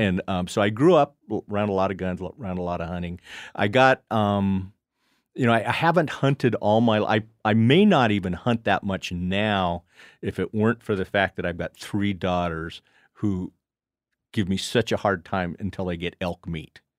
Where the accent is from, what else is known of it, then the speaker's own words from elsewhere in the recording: Casper, Wyoming, United States; I grew up in Casper, but uh, where we would go would be north of Casper